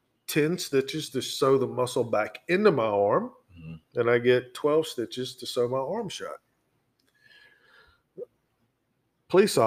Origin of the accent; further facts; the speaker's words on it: Brunswick, Georgia, United States; moved away as an adult; now in Virginia, United States; I grew up in Glynn County, Georgia, which is Brunswick, Georgia